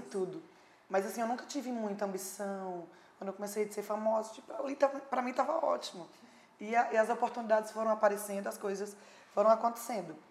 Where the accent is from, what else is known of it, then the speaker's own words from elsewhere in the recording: Patos, Paraíba, Brazil; minha vida ali pacata, pequenininha na minha cidade. Sou de Patos, Paraíba.